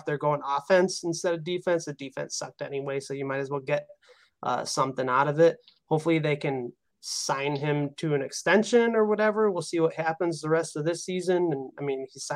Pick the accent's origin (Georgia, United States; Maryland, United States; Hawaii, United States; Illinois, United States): Illinois, United States; LaSalle County; also born or lived in northwest suburbs of Chicago; now in Chicago northwest suburbs, United States; I grew up in LaSalle County